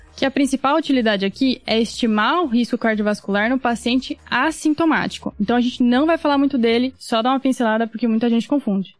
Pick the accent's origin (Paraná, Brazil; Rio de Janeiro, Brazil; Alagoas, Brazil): Paraná, Brazil; Londrina; moved away as an adult; now in São Paulo, Brazil; eu nasci em Londrina, Paraná, me formei médica pela Federal do Paraná, fiz minha residência de clínica aqui em São Paulo